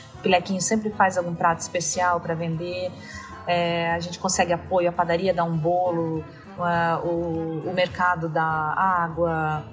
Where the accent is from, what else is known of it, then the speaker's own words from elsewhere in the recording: Balneário Camboriú, Santa Catarina, Brazil; moved away as an adult; also born or lived in São Paulo; eu sou de Balneário Camboriú